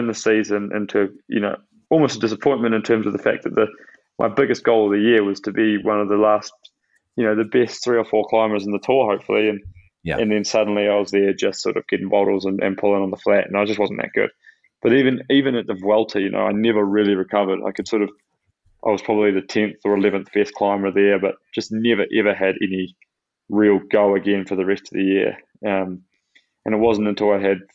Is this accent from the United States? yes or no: no; New Zealand